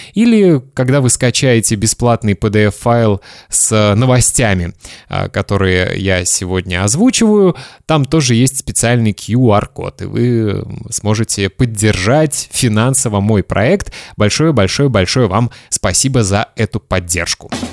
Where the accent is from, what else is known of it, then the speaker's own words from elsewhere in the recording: Kaliningrad, Kaliningrad Oblast, Russia; это мой родной город, Калининград